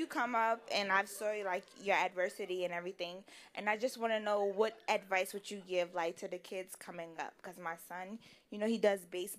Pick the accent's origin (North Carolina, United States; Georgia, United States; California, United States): North Carolina, United States; I was born in North Carolina, but my father's from Honduras.